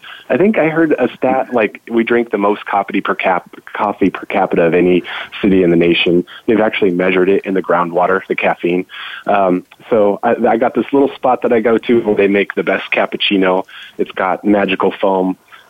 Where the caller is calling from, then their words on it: Seattle, Washington, United States; I'm calling from Seattle, snowy Seattle, Washington today.